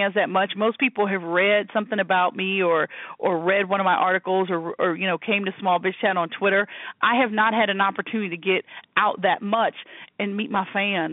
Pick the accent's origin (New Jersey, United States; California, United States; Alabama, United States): Alabama, United States; Huntsville; moved away; I'm from that area. I was born in Huntsville, Alabama